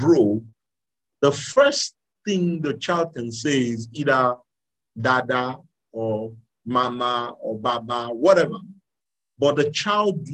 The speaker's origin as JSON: {"language": "English", "country": "Nigeria", "tie": "born or raised there", "said": "I was born in Nigeria, I grew up here. The reason why I speak with this accent is because this is what I'm around"}